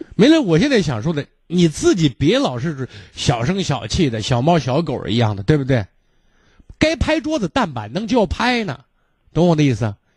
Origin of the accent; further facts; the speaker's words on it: Shaanxi, China; 我们陕西人讲叫念念驴踢死人